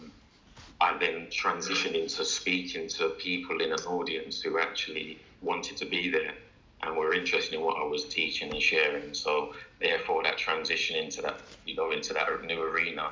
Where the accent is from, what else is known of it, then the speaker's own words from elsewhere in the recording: London, United Kingdom; I'm born and bred in London